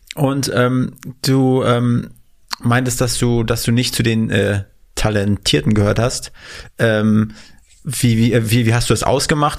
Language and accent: German; the East, eastern Germany, Germany; moved away; wir kommen aus dem goldenen Osten, äh, auch aus einer Kleinstadt